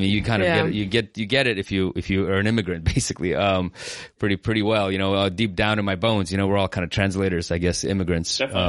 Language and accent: English; San Francisco, California, United States; I grew up here in in California and San Francisco in an immigrant community. And, you know, we live here in San Francisco now, kind of slightly in this immigrant community again, because we just moved up here pretty recently.